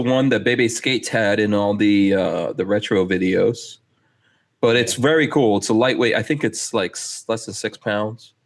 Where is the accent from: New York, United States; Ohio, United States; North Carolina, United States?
New York, United States; New York City; I grew up in Far Rockaway um, in Queens